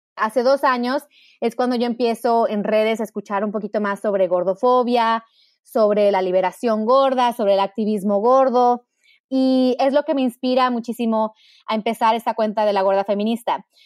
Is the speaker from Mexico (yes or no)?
yes; Mexico; moved away as an adult; now in United States; yo nací en México. Mi mamá es americana, mi papá mexicano. Y crecí en un hogar muy feminista